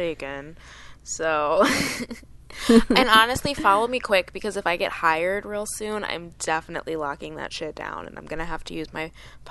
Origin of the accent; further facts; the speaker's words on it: Michigan, United States; I grew up in Michigan